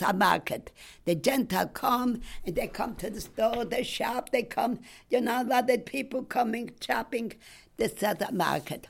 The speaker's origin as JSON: {"language": "English", "town": "Stopnica", "region": "Świętokrzyskie Voivodeship", "country": "Poland", "tie": "born or raised there", "second_language": "English", "moved": "yes", "said": "In Poland. I was born in Stopnica. The state of Poland. The city is Stopnica."}